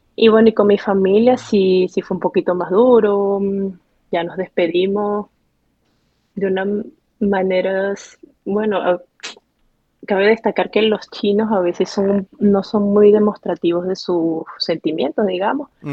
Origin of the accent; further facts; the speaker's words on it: Barquisimeto, Lara, Venezuela; moved away as an adult; also born or lived in Nice, France / Paris, France; now in Lyon, France; Iría, creo que en los años 90, cuando era niña, a Barquisimeto, porque a pesar de todo, si tuve una niñez feliz